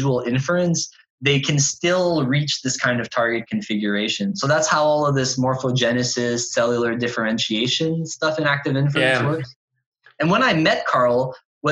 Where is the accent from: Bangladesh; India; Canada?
Canada; I'm a Canadian